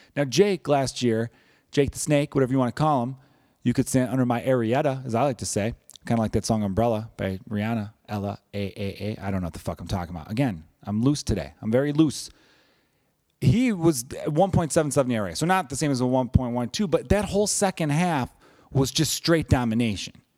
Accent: Chicago, Illinois, United States; I am from Chicago

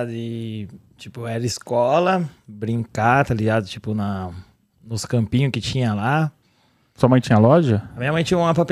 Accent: São Paulo, Brazil; moved away; also born or lived in Indaiatuba; Nasci em São Miguel. Aí me mudei pra Indaiatuba e agora tô de volta para São Paulo, só que aqui na Bela Vista, no centro.

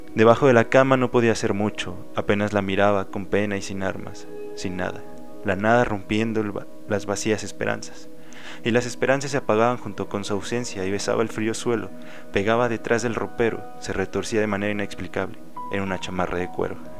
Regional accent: León, Guanajuato, Mexico; Soy leonés, guanajuatense. He vivido aquí toda mi vida

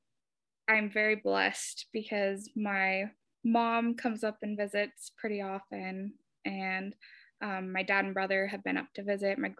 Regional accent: Seattle, Washington, United States; moved away; I grew up in Seattle, Washington

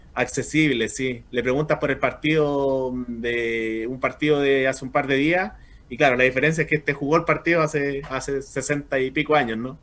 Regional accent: Chile; soy chileno

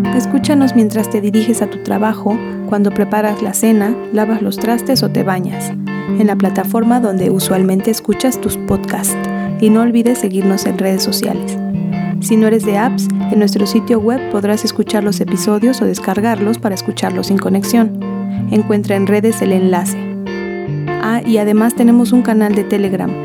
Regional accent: Atlixco, Puebla, Mexico; soy originaria de Atlixco

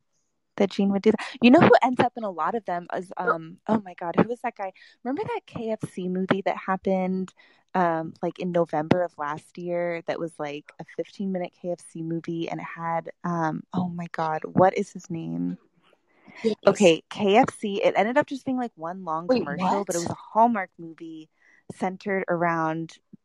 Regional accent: Texas, United States; Well, I'm from Texas, so obviously they would have to go back to Texas.

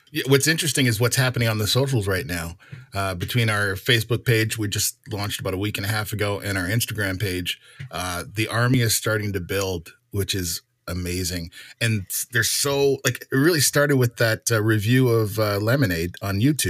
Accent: Canada; I'm Canadian.

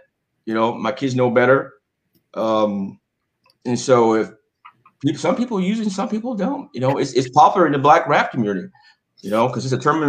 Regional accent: the South, United States; I grew up in the South

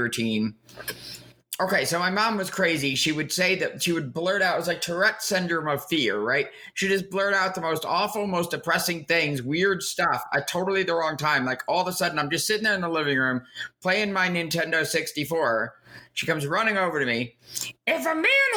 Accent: Edison, New Jersey, United States; accent: New York / New Jersey; moved away; also born or lived in Oberlin, Kansas; I grew up in what the town that used to be called Raritan Township that they named after him, called Edison, New Jersey.

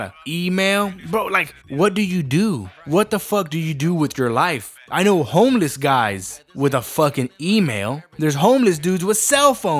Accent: San Benito, Texas, United States; San Benito, Texas. Or, as the rest of us know over here, San Bene, the Resaca City, my hometown

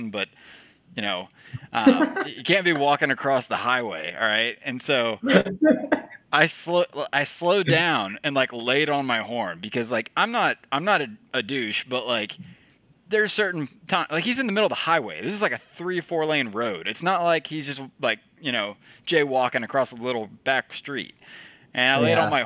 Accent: Georgia, United States; us Georgia guys, you know, Ivy League of the South down here

